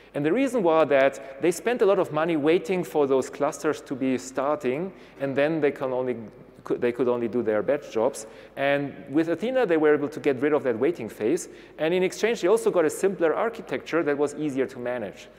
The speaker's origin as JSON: {"language": "English", "town": "Munich", "region": "Bavaria", "country": "Germany", "said": "I'm from Munich, so that would be my region"}